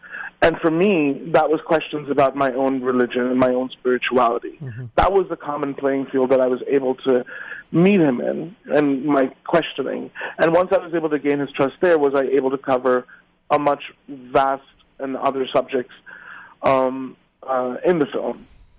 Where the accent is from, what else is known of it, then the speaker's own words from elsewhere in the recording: Pakistan; I grew up in Pakistan in the 80s and 90s.